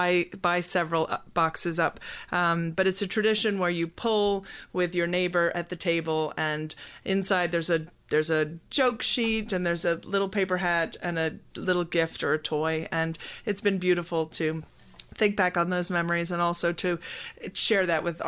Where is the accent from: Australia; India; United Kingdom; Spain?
United Kingdom; Scotland; now in United States; I come from a British background. I was born in Scotland and was raised there until we moved to the United States.